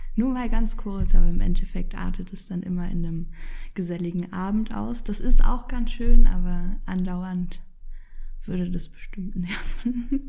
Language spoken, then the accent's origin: German; Berlin, Germany; also born or lived in Poland; ich bin hier in Berlin geboren, ähm, bin aber aufgewachsen zwischen Berlin und Polen